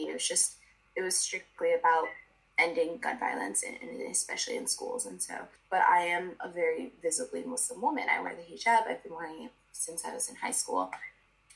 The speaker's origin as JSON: {"language": "English", "town": "Miami", "region": "Florida", "country": "United States", "tie": "born or raised there", "said": "I'm from Miami"}